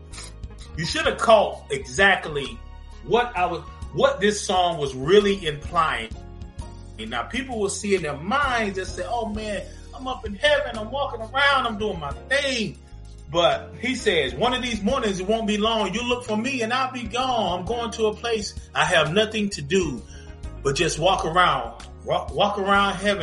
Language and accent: English; Zebulon, North Carolina, United States; now in Atlanta, United States; we're from North Carolina, Zebulon, North Carolina, to be exact, the zoo, Z-Town, all that good stuff. And we grew up listening to gospel music